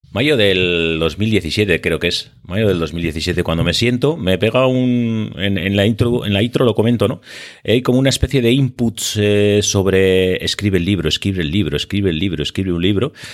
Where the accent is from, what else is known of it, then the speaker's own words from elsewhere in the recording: Biscay, Basque Country, Spain; accent: Biscayan; also born or lived in Seville; soy vizcaíno. Mm, como muestra el acento